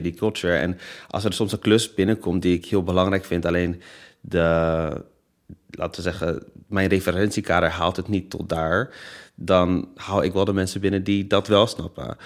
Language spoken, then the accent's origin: Dutch; Netherlands; Ik ben geboren in Nederland, ik spreek Nederlands